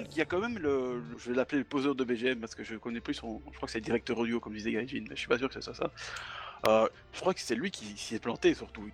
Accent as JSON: {"language": "French", "country": "Belgium", "said": "Je suis, je suis belge, je dis 90."}